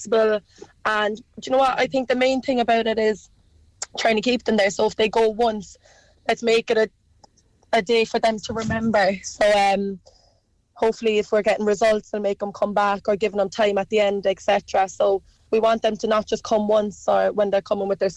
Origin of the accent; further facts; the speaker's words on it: Cork, Munster, Ireland; I'm from Cork